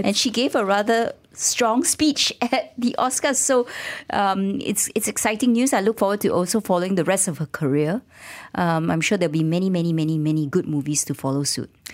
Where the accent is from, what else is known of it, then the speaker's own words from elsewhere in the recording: Malaysia; our rights as a Malaysian